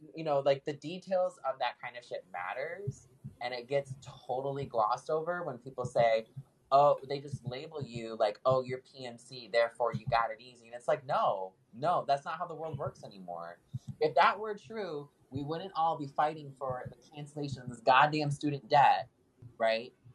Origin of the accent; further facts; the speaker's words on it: Midwest, United States; moved away as an adult; now in San Diego, United States; as someone who grew up on a farm, worked on a farm, being that Midwesterner